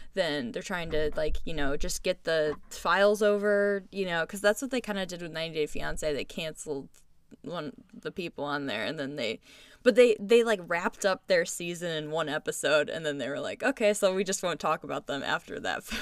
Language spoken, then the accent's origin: English; United States; as American citizens